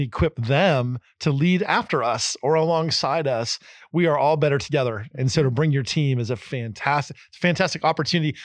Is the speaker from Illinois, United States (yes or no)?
no; Eastern Pennsylvania, United States; also born or lived in New Jersey; I grew up in Pennsylvania, Eastern Pennsylvania, New Jersey